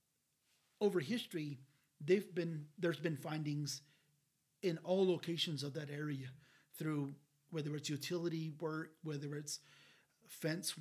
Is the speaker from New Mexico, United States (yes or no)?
yes; Laguna, New Mexico, United States; I have my little card that says I'm from Laguna